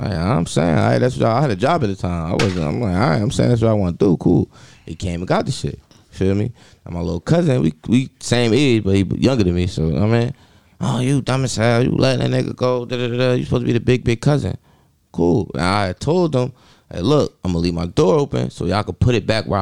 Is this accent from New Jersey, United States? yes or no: yes; Newark, New Jersey, United States; I'm from Bergen and Renner.